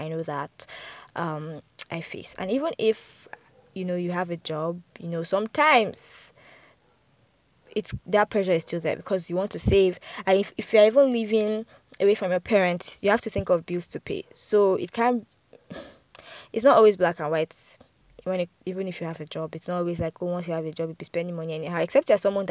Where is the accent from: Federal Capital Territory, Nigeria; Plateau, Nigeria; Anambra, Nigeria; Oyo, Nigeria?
Federal Capital Territory, Nigeria; Abuja; also born or lived in Lagos; although I grew up in Abuja, I did my primary, I did my secondary school here.